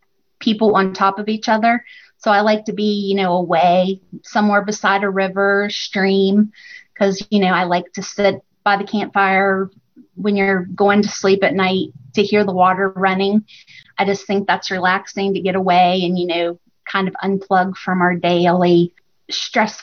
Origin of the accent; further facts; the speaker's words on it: West Virginia, United States; I grew up here in West Virginia